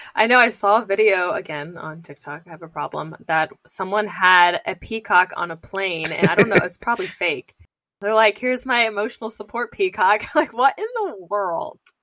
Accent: Indiana, United States; now in California, United States; I'm from Indiana

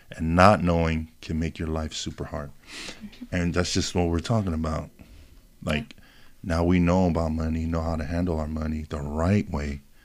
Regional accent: Hawaii, United States; moved away; I was born in Hawaii

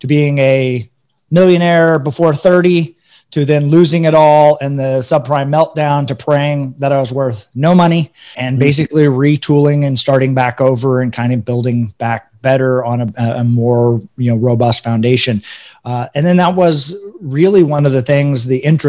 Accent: Northern California, United States; also born or lived in Denver, Colorado; I was born in Denver. I grew up most of my life in Northern California.

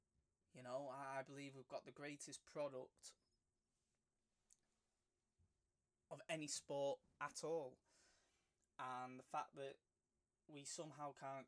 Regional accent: England, United Kingdom; I'm an English rugby league fan

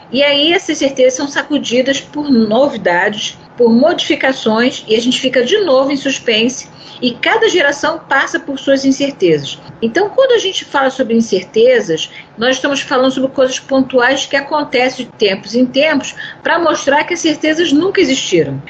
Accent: Brazil; nós, como brasileiros

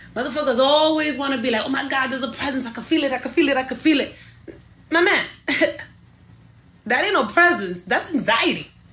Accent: New York City, New York, United States; first language English; I was born here, born and raised in the Bronx.

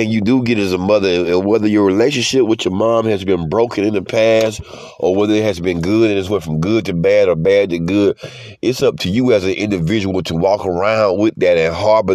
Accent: Georgia, United States; We're from Georgia, all throughout Georgia

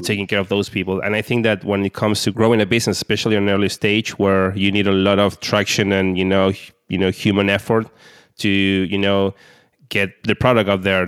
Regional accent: Argentina; I'm from Argentina.

